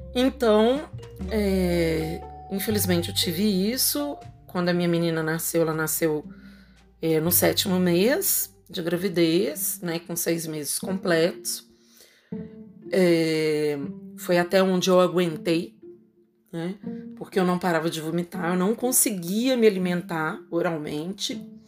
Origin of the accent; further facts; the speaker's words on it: Belo Horizonte, Minas Gerais, Brazil; Eu sou de Belo Horizonte, Minas Gerais